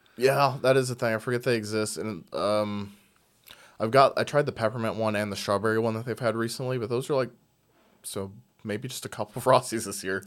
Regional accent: Seattle, Washington, United States; I grew up in Seattle

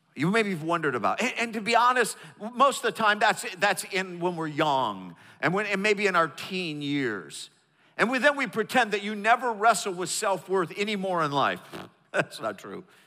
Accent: the North, United States; moved away; I'm from the North, I learned how to do Southern

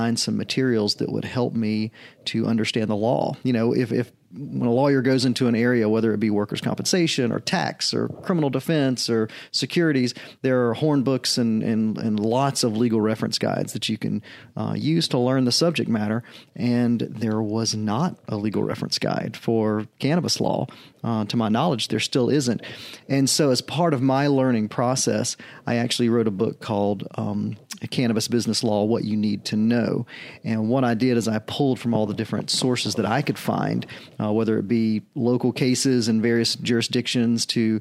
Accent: Augusta, Georgia, United States; now in Asheville, United States; I had different family members from my hometown of Augusta, Georgia

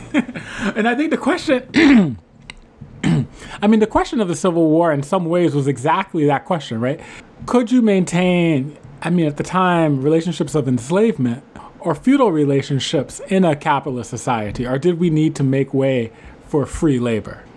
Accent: New Orleans, Louisiana, United States; coming from New Orleans

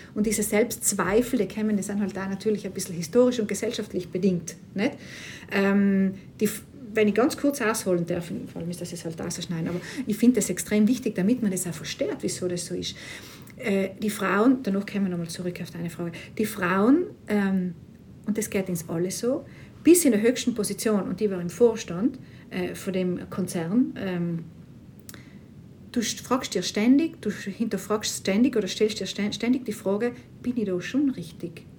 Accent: South Tyrol, Trentino-Alto Adige, Italy; moved away as an adult; zurück in Südtirol, äh, natürlich ganz tolles Heimatgefühl wieder

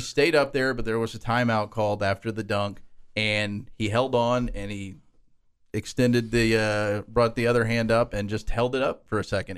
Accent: Oklahoma, United States; born or raised there; moved away as an adult; now in Lubbock, United States

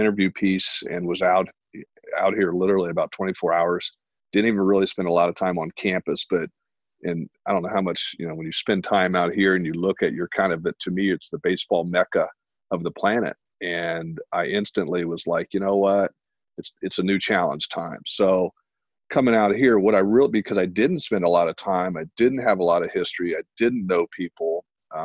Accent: Indiana, United States; moved away as an adult; now in Arizona, United States; I'm from Indiana. I was born and raised in Indiana

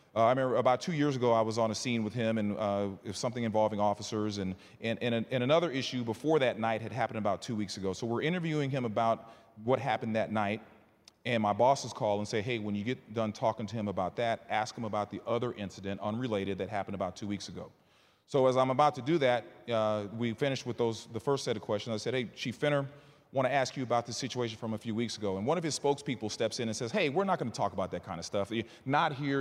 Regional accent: Bryan, Texas, United States; also born or lived in Northern Virginia; now in Houston, United States; I was raised in Bryan College Station

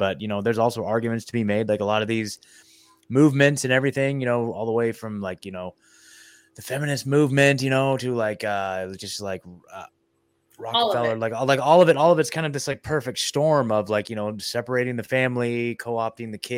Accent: Oregon, United States; moved away as an adult; now in Tennessee, United States; I was born and raised in Oregon

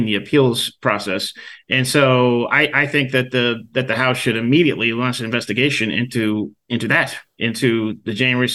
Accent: Western Pennsylvania, United States; moved away; I'm from the Rust Belt. I'm from Western Pennsylvania, and I spent some time back there over Thanksgiving

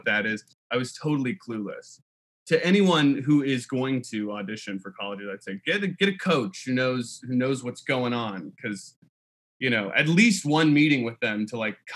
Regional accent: South Bend, Indiana, United States; I grew up in South Bend, Indiana

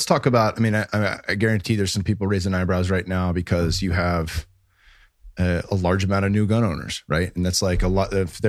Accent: California, United States; like we're from the Bay Area, we have a lot of people come in to work in tech that never drove before.

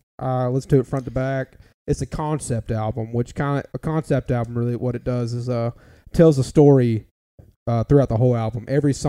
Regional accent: Jasper, Alabama, United States; we're from Alabama. We're in Walker County in a small town called Jasper. We're all from around Jasper, but everybody just says we're from Jasper for here.

